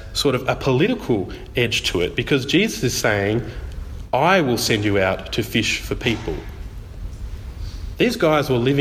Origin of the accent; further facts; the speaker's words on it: Tasmania, Australia; I'm from Tassie